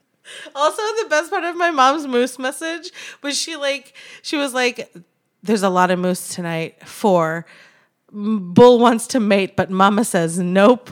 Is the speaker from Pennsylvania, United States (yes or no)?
no; Anchorage, Alaska, United States; now in Los Angeles, United States; Born and raised in Anchorage, Alaska, currently trying not to melt in Los Angeles